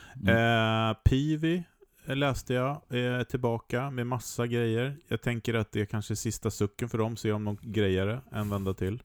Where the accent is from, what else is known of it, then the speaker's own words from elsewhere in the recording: Sweden; som svensk